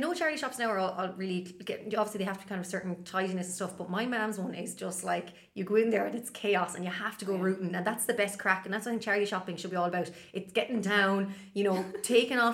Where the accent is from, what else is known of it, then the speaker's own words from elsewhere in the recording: Galway, Connacht, Ireland; moved away as an adult; also born or lived in Dublin / Spiddal, Connemara / Ardrahan, South Galway; now in Limerick, Ireland; I call myself a Galway girl and a Limerick lady. Galway's home and Limerick is, I guess, where I live now.